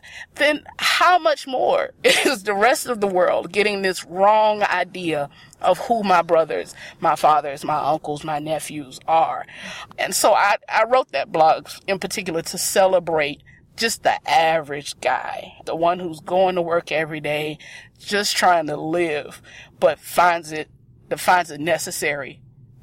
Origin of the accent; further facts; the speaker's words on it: South Carolina, United States; moved away as an adult; now in Chicago, United States; I am from South Carolina.